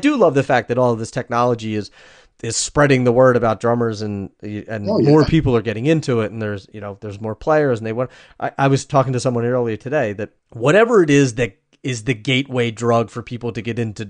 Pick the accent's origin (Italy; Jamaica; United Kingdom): Italy; Abruzzo; Yeah, we're from Abruzzo, so we're about 3 hours east of Rome.